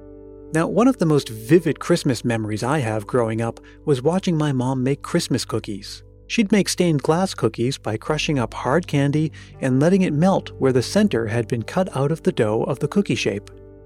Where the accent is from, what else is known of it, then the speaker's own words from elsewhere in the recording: New England, United States; also born or lived in Massachusetts; now in California, United States; even though I'm a Californian now, as a native New Englander